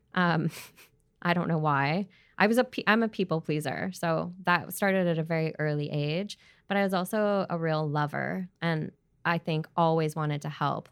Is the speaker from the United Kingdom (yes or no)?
no; Edmonton, Alberta, Canada; also born or lived in Prince George, British Columbia / Australia; now in Vancouver, Canada; growing up in Alberta, in Edmonton